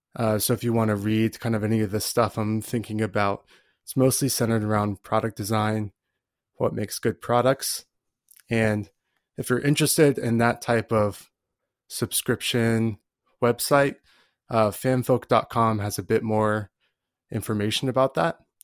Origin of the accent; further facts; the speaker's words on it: Colorado, United States; I'm from Colorado